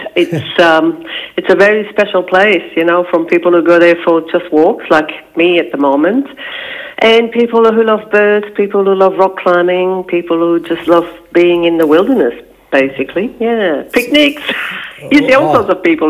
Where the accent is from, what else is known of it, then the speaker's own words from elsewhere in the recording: Belgium; first language French; English is a second language; moved away as an adult; now in Australia; Belgium, yes. Yeah. And my first language is French, which is why I've got a funny accent.